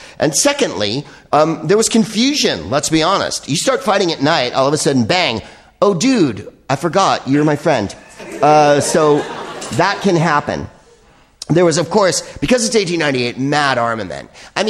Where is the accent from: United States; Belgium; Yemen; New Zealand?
Belgium; I'm from Belgium.